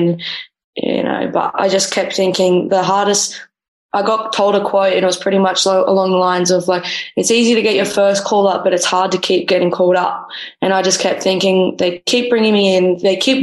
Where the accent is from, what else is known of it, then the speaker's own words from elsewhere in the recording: Australia; also born or lived in Los Angeles, United States / Norway; now in Malmö, Sweden; I'm an Australian keeper